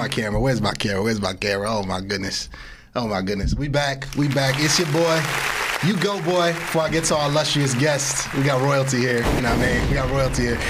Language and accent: English; East Orange, New Jersey, United States; I grew up in East Orange, New Jersey.